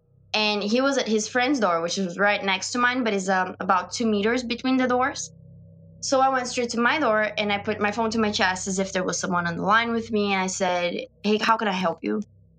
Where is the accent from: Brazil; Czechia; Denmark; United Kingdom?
Brazil; moved away; So I had that support because I'm from Brazil and I'm in this country alone.